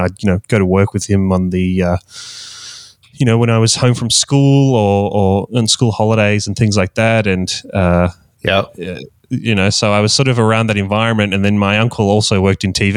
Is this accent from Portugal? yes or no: no; Australia; accent: Australian; I'm from Australia, hence the Australian accent.